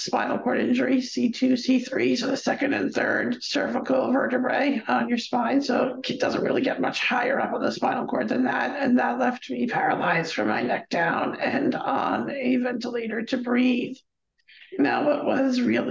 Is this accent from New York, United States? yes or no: yes; Stony Brook, New York, United States; I was born and raised here on Long Island, off the East Coast of New York City